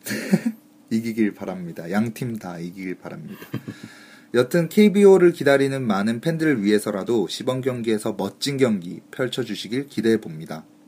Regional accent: Busan, South Korea; 저도 뭐 부산 사나이 아닙니까

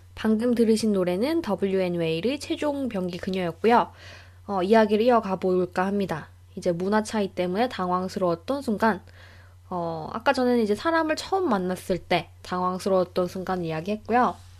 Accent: South Korea; moved away as an adult; now in New Zealand; 나는 뭐 한국에서 왔고

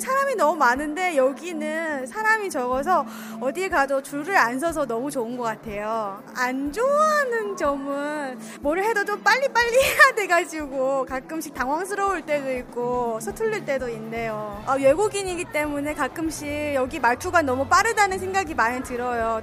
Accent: Japan; Korean is a second language; moved away as an adult; now in South Korea; 저는 일본에서

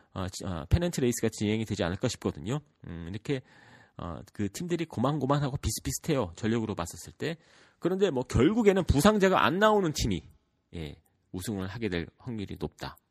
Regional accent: United States; 저 같은 경우에는 미국에서 자랐고

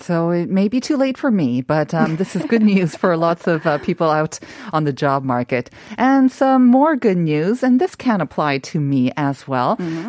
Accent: Canada; now in Seoul, South Korea; I was growing up in Canada

